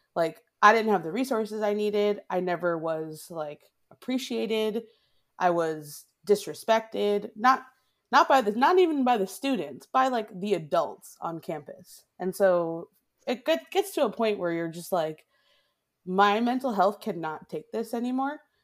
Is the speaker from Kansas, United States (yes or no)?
no; Boston, Massachusetts, United States; moved away as an adult; also born or lived in Oakland, California; now in Wisconsin, United States; my hometown of Boston